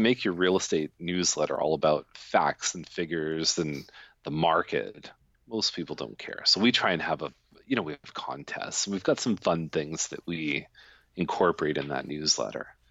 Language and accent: English; Toronto, Ontario, Canada; now in Milton, Canada; I grew up in Toronto.